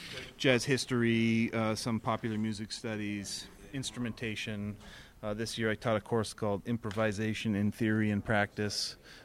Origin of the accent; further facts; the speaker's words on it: Oshawa, Ontario, Canada; Oshawa, Ontario.